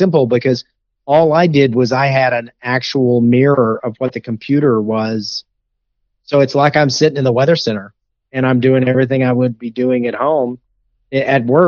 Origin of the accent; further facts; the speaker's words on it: East Texas, United States; I'm from East Texas